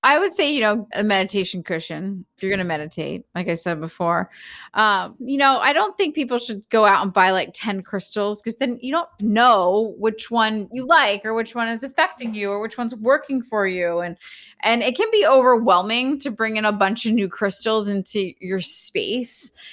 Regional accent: Philadelphia, Pennsylvania, United States; now in Los Angeles, United States; I grew up in Philly

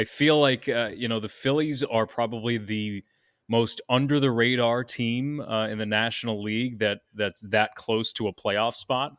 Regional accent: New York, United States; I'm a New Yorker.

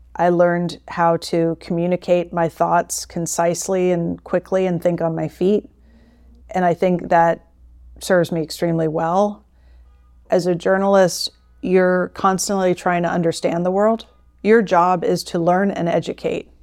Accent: St. Petersburg, Florida, United States; moved away as an adult; also born or lived in St. Louis, Missouri / Singapore; I grew up in Florida, and I was born and raised a University of Florida Gator

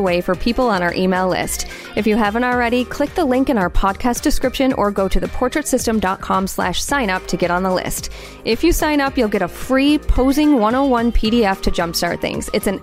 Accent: Midwest, United States; I'm from the Midwest

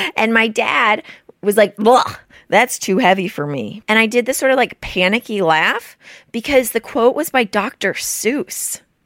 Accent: Houston, Texas, United States; I'm from Houston?

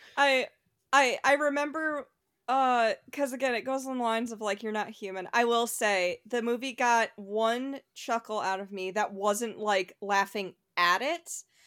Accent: New York, United States; as a New Yorker

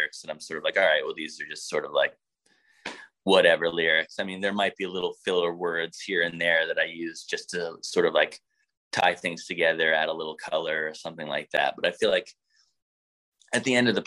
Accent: United States; coming from America, being American, what it means these days to be a band from the United States of America

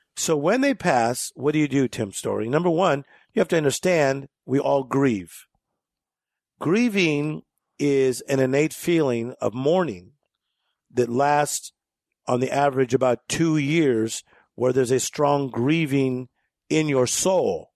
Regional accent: Compton, California, United States; we grew up in Compton, California.

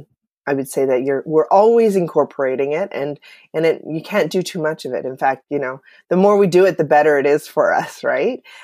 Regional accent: Canada; I'm from Canada

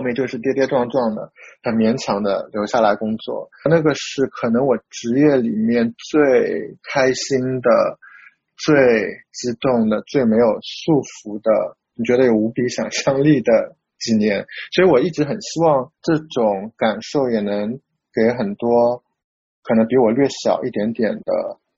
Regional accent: Shanghai, China; moved away as an adult; also born or lived in Taiwan / New York; now in Hong Kong; 我的老家上海

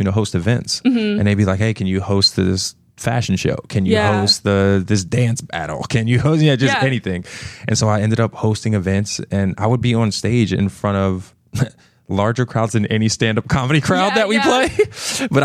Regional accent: New Jersey, United States; moved away as an adult; also born or lived in Pittsburgh; I grew up in New Jersey

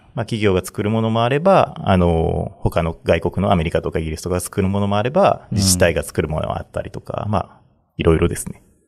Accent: Nara, Japan; moved away as an adult; also born or lived in Tokyo; 地元がこっちなんで、あの、奈良県生まれなんで

